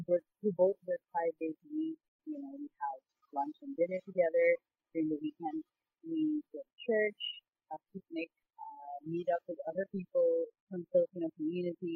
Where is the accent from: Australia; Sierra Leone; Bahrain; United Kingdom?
Bahrain; moved away as an adult; also born or lived in Philippines / Doha, Qatar / United Arab Emirates; My parents moved to Bahrain before I was born. So I was born and raised there